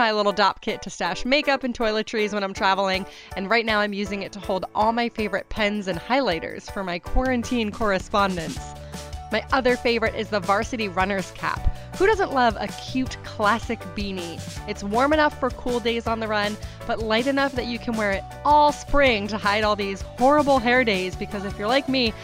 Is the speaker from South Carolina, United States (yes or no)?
no; New Hampshire, United States; Alice and I grew up together in New Hampshire